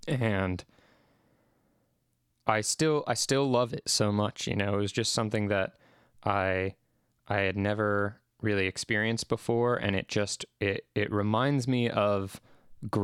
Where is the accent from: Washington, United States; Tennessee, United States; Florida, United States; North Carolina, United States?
Washington, United States; Seattle; But for a while in my childhood, I grew up in Seattle. For about 4 years, I lived in Seattle, Washington.